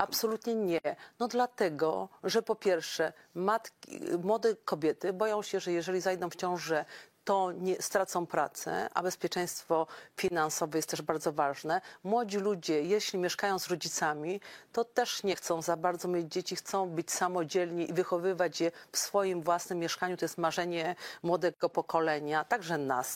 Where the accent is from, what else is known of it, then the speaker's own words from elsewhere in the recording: Podkarpacie, Subcarpathian Voivodeship, Poland; u nas na Podkarpaciu